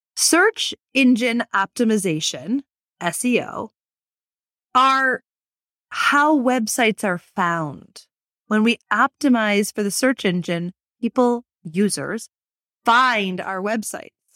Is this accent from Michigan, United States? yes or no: yes; Michigan, United States; moved away; my home state of Michigan